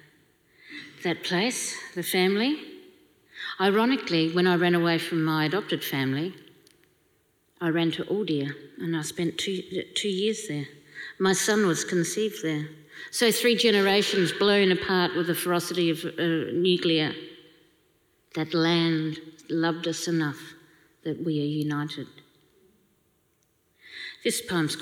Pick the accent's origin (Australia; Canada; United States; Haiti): Australia